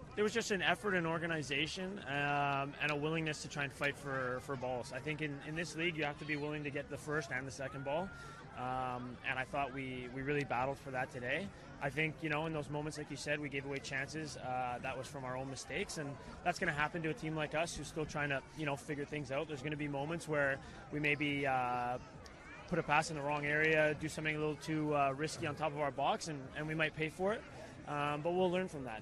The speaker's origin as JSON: {"language": "English", "country": "Canada", "tie": "born or raised there", "said": "in Canada, in my hometown"}